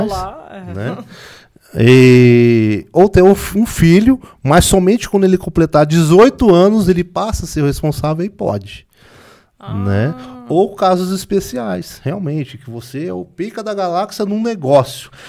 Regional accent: Brazil; mas eu sou brasileiro. E como é que eu faço? Eu não tenho green card.

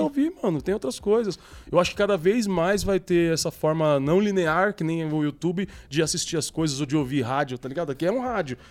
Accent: São Paulo, Brazil; eu sou da cidade de Tiradentes

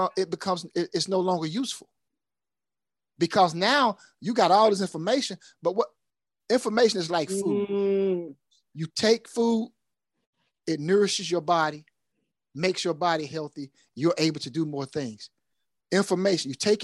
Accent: United States; I'm American

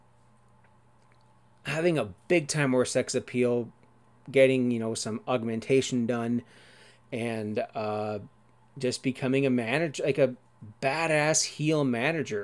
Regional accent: Ontario, Canada; my fellow Canadian. I don't want to say fellow Torontonian because I'm not from Toronto

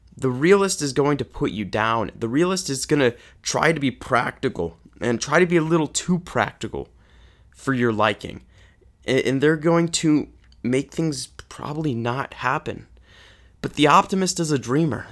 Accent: Kansas City, Missouri, United States; growing up in Kansas City

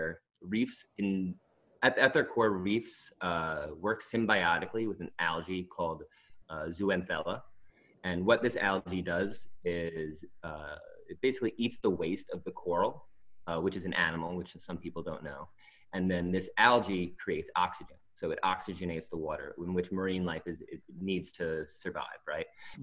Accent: Long Island, New York, United States; right now I'm in Long Island, which is where I'm originally from

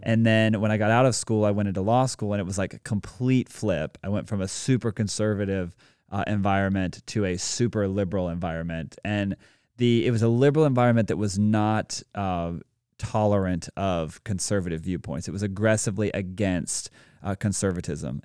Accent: Greenville, South Carolina, United States; also born or lived in Dallas, Texas / Atlanta, Georgia; So I was born in Dallas, Texas, uh, and lived there for, like, seven and a half years, then lived in Atlanta for a while, and then ultimately moved here to Greenville, South Carolina, and have spent, like, twenty years here now

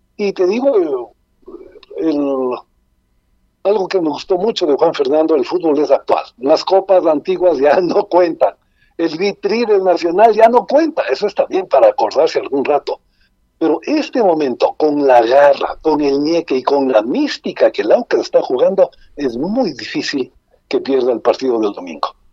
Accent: Ecuador

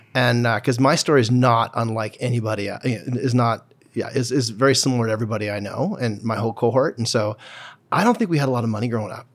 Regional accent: Calgary, Alberta, Canada; I grew up in Cedar Bray and then Braeside

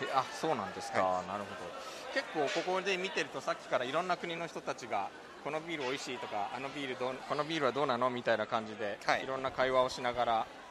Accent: Japan; also born or lived in South Korea; 日本生まれ、えー韓国在住経験あり仕事でたまに行き来している日本人

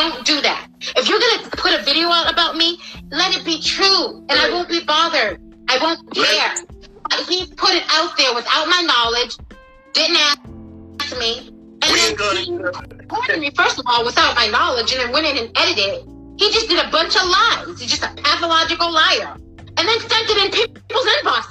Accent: Boston, Massachusetts, United States; also born or lived in Buffalo, New York / Malden, Massachusetts / Everett, Massachusetts; I was raised in Massachusetts, in Boston, Massachusetts, Dorchester section

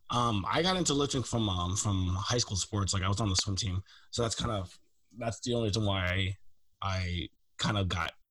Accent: Baltimore, Maryland, United States; moved away as an adult; now in West Coast, United States; I grew up in Baltimore.

